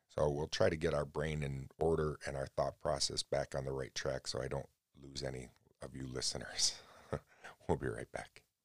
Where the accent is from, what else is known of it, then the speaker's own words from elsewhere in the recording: United States; I love America, though, and I love being an American